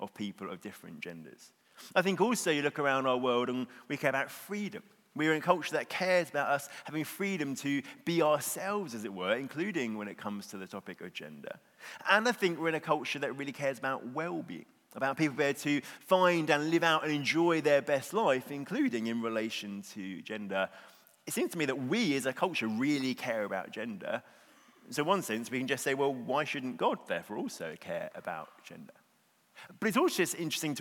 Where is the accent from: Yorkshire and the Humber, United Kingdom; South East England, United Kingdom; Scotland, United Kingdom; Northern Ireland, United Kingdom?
South East England, United Kingdom; Bexhill; I am from Bexhill, which is a small seaside town on the southeast coast